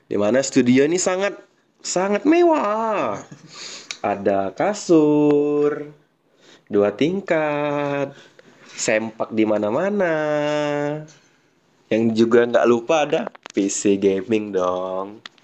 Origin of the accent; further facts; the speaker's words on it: Palembang, South Sumatra, Indonesia; gua ini besar di daerah Palembang di daerah Perumnas